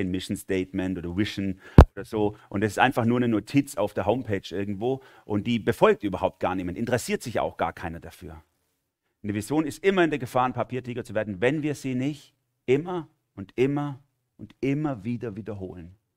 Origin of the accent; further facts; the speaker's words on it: Baden-Württemberg, Germany; accent: Swabian; dann versuche ich meinen schwäbischen Dialekt zu verstecken